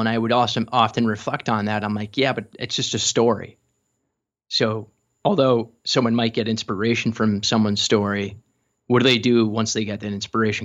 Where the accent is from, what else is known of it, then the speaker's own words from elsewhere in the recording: Chicago, Illinois, United States; growing up in Chicago